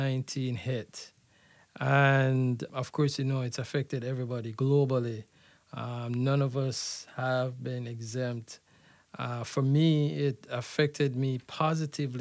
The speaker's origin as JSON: {"language": "English", "country": "Jamaica", "tie": "born or raised there", "also_born_or_lived": "Canada / Florida", "moved": "yes", "said": "growing up in Jamaica"}